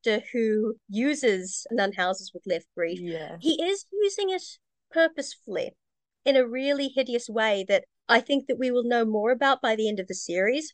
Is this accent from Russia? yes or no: no; New Zealand; by being Kiwi, it's Kiwi humor